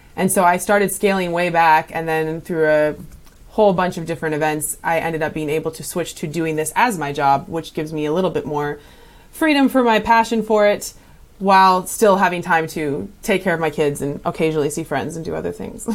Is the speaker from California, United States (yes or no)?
yes; California, United States; moved away as an adult; I spent most of my life in California